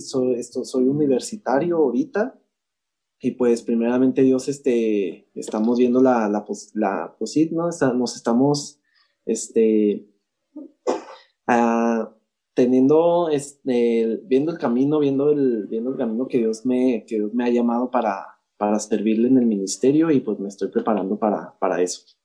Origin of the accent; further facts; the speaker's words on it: Chihuahua, Mexico; also born or lived in El Paso, Texas; yo soy mexicano, yo soy, mis raíces son mexicanas, ¿verdad? Y soy 100% chihuahuense